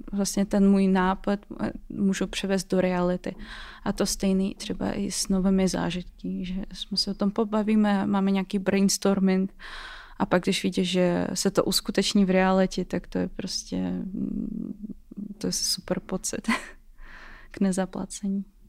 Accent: Russia; Czech is a second language; moved away as an adult; now in Czech Republic; teď jsem v Česku a pocházím eh, z Ruska

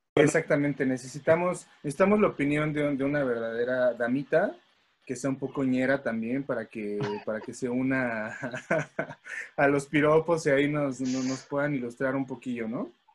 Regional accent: Mexico City, Mexico; Los demás somos capitalinos.

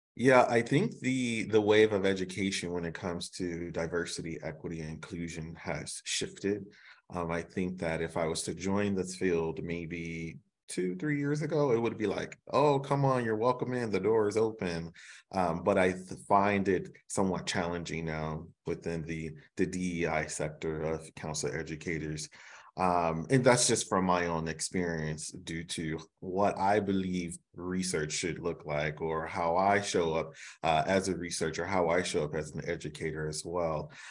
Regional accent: Chicago, Illinois, United States; growing up in Chicago

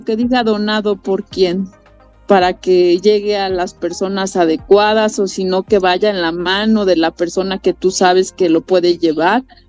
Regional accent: Acapulco, Guerrero, Mexico; los acapulqueños sabemos

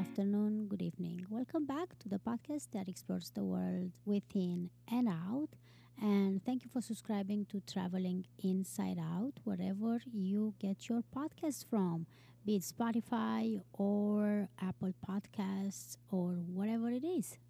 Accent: Romania; moved away as an adult; also born or lived in Iceland; I am from Romania

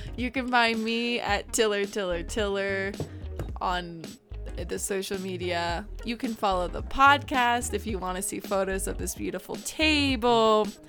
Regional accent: Colorado, United States; My hometown in Colorado is five thousand three hundred twenty-eight feet in elevation

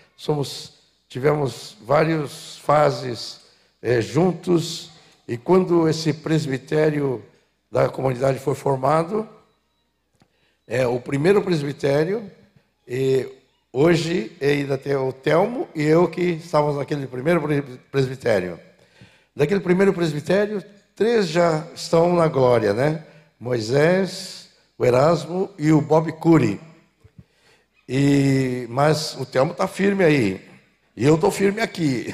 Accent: São Paulo, Brazil; moved away as an adult; now in Porto Alegre, Brazil; estava em São Paulo, sou paulista

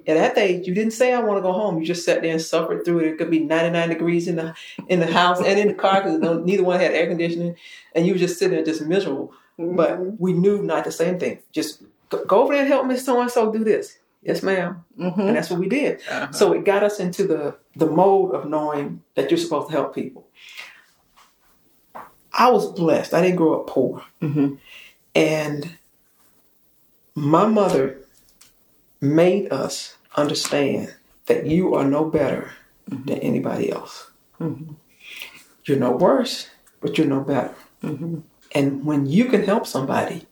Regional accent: South Carolina, United States; growing up in South Carolina

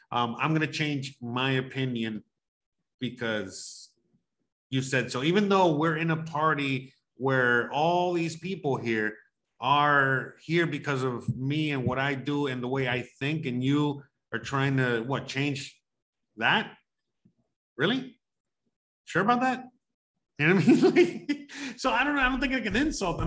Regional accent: Miami, Florida, United States; moved away; I grew up in Miami

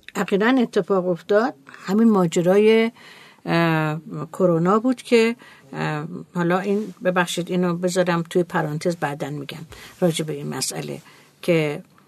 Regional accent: Iran; ما ایرانی هستیم

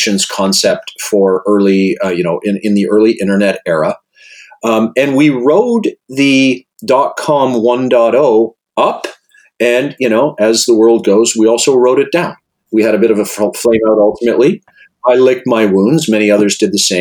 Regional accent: Regina, Saskatchewan, Canada; moved away as an adult; also born or lived in Victoria, British Columbia / Halifax, Nova Scotia; I grew up in Regina, Saskatchewan

